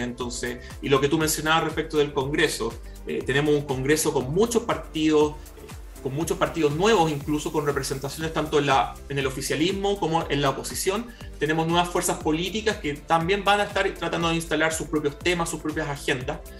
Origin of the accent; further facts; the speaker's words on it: Chile; nuestro país